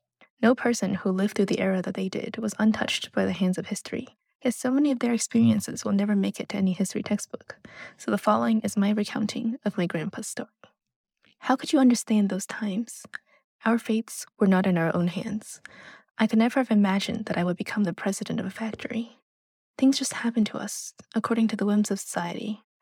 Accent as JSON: {"language": "English", "region": "New York", "country": "United States", "tie": "born or raised there", "also_born_or_lived": "China", "said": "I was born in China, but grew up in New York, and throughout my life, I've had a lot of exposure to Chinese culture and history through my family."}